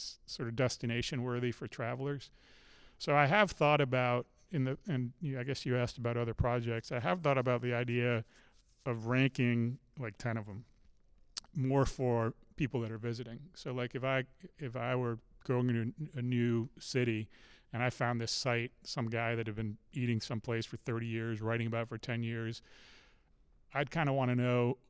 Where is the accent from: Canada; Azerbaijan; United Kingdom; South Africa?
United Kingdom; England; now in Charlottesville, United States; I'm from, I was born in England.